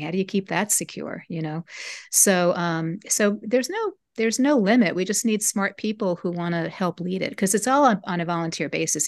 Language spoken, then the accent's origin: English; United States; I'm part, part German, part Italian, but I'm American